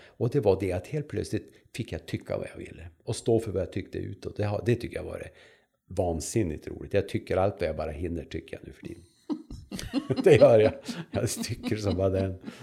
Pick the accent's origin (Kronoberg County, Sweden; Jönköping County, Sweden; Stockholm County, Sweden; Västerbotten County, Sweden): Västerbotten County, Sweden; Vännäsby; also born or lived in Umeå; jag kommer från Vännäsby, som är en liten ort som ligger två och en halv, två och en halv mil väster om Umeå. Där är jag född och där har jag levt